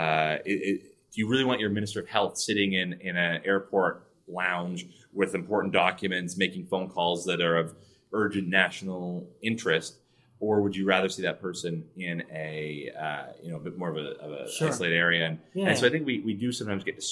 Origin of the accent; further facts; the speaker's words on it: Canada; as Canadian taxpayers